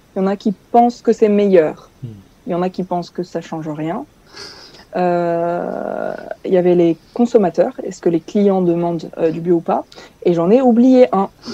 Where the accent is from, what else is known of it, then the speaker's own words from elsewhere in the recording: Tours, Centre-Val de Loire, France; je suis française. Je viens de Tours en France dans la région centre